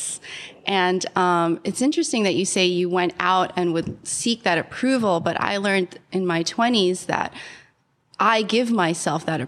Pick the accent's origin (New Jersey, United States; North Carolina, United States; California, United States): New Jersey, United States; Bayonne; also born or lived in Philippines / New York City; I was born in the Philippines, came to the U.S. when I was 3, grew up in a small town called Bayonne, New Jersey